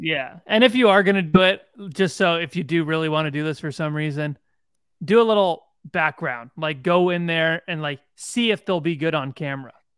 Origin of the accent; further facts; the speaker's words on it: Bowmanville, Ontario, Canada; I'm from Bowenville